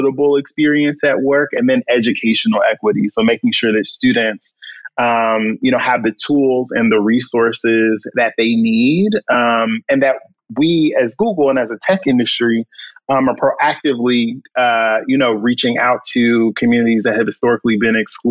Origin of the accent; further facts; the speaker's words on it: Chicago, Illinois, United States; also born or lived in Philadelphia; born and raised in Chicago on the South Side.